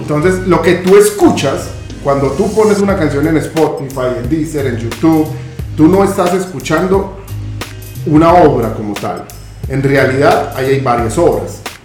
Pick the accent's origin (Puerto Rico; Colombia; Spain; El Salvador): Colombia; como colombiano